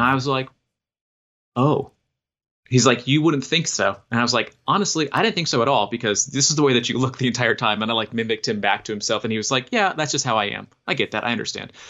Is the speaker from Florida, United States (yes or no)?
yes; Oviedo, Florida, United States; moved away as an adult; also born or lived in Wisconsin / Texas; now in Nashville, United States; I'm from Orlando. I grew up in a town called Oviedo, which is like like 20 minutes outside